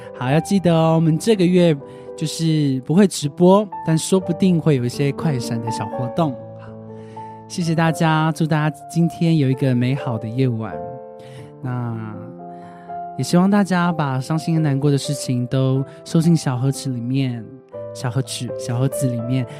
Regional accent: Kaohsiung, Taiwan; 我是高雄人， 我是高雄小港人

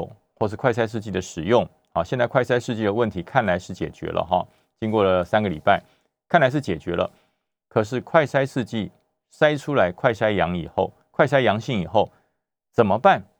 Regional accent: Taoyuan, Taiwan; 大家知道我来自桃园哈，我从桃园来，桃园最近呢热闹的不得了啊

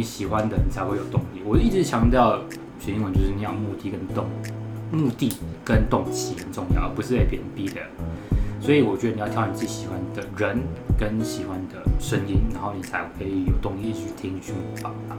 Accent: Taiwan; accent: Taiwanese; 我们讲中文好了，我们有中文，我们有台湾腔

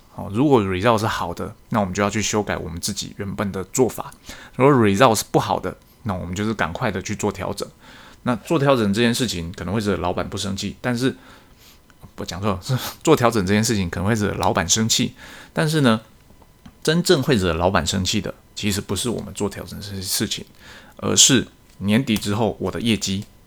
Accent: Taiwan; 我们台湾这边

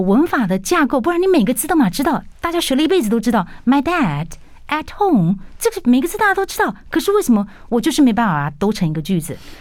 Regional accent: Taiwan; 我们台湾人很辛苦的

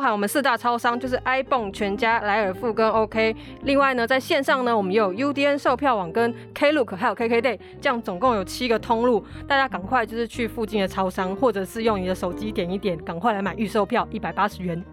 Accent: Taiwan; 日本、韩国是当然就是我们台湾最喜欢去的地方

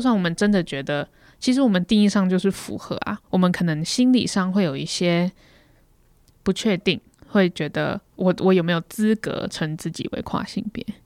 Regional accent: Taiwan; 我是台湾人

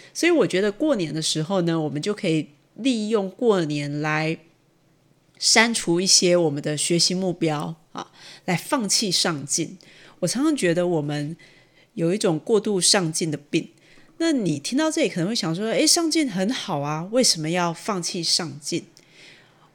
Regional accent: Taichung, Taiwan; 因为我是台中人

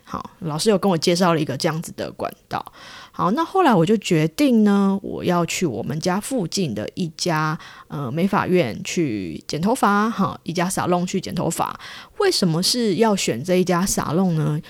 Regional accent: Taiwan; now in Japan; 我是从台湾来的

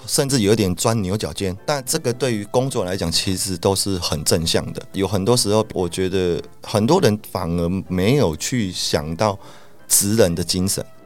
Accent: Taiwan; 我们台湾人

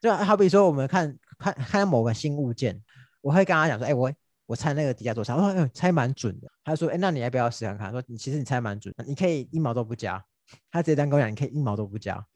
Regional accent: Taiwan; 以我们台湾人的个性

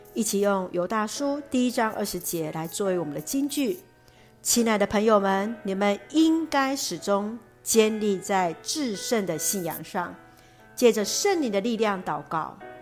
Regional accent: Taiwan; 我们所爱的国家，台湾

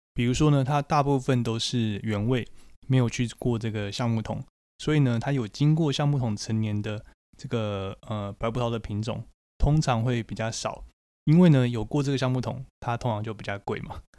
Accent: Taiwan; 在台湾我们会说这个叫做土芭乐

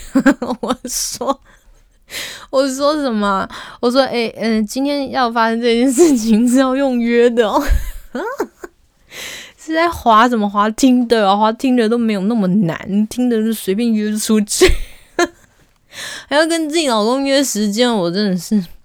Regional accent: Taichung, Taiwan; also born or lived in Taipei; 因为我是台中人嘛

